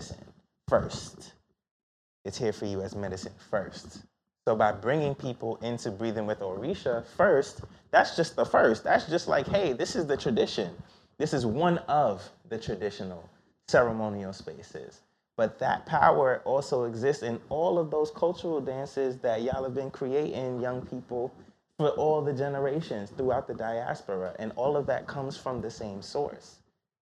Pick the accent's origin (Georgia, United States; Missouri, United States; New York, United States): New York, United States; New York City; I was born in Brookdale Hospital where people go